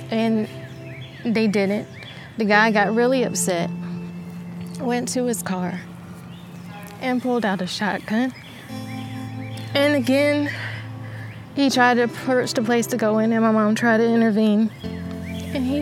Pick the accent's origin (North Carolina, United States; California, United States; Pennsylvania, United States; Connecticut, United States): North Carolina, United States; Lumberton; I grew up in Lumberton, North Carolina, south side of Lumberton, North Carolina